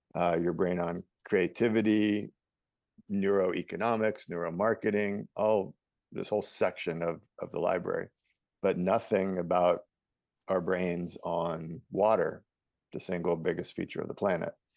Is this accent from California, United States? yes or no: no; New York City, New York, United States; I was born in New York City